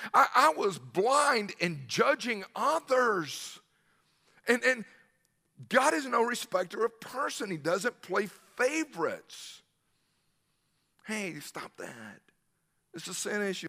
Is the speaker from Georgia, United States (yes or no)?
yes; Newnan, Georgia, United States; I grew up in the South